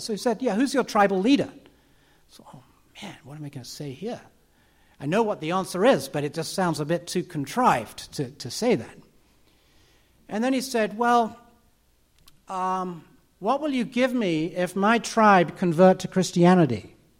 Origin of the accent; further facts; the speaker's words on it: United Kingdom; I'm British.